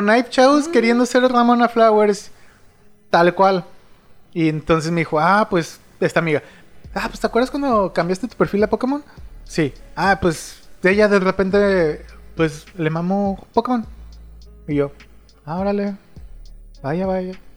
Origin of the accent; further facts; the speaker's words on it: Mexico City, Mexico; soy chilango